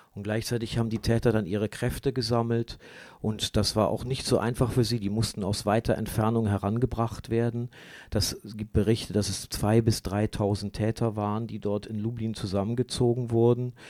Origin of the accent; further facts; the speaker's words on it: Germany; für uns als Deutsche